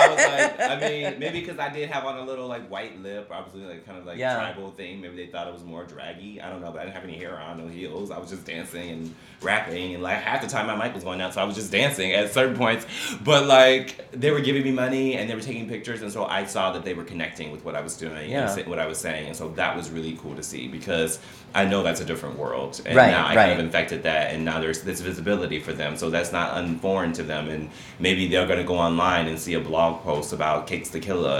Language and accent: English; Chicago, Illinois, United States; I grew up in Chicago